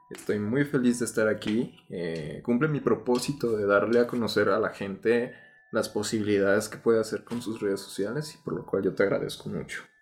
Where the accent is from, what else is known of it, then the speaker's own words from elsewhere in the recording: Mexico; el amor incondicional de la raza, güey, de decir unir tantos contextos y decir, esto me representa como mexicano